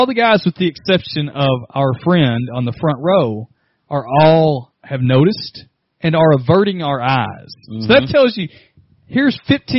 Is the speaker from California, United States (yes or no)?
no; Texas, United States; I'm from Texas.